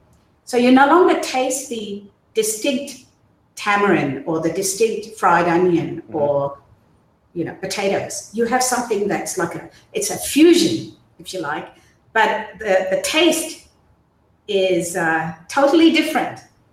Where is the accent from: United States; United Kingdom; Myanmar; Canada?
Myanmar; born there; So as I said, I was born in Burma.